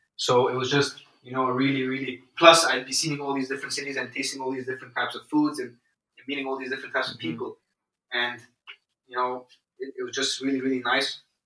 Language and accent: English; Egypt; moved away; I'm from Egypt